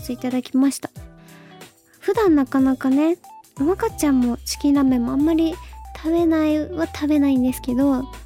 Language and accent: Japanese; Fukuoka, Japan; moved away; 福岡出身だからなのか